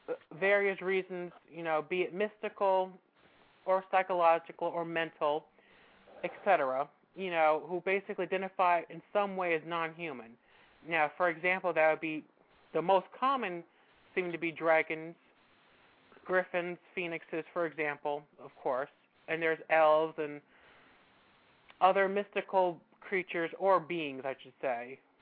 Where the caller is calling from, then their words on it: New Jersey, United States; New Jersey.